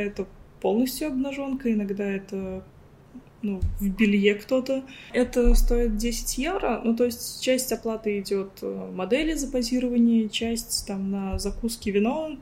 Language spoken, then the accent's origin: Russian; Ulyanovsk Oblast, Russia; moved away as an adult; also born or lived in Moscow; now in Cyprus; я из Ульяновской области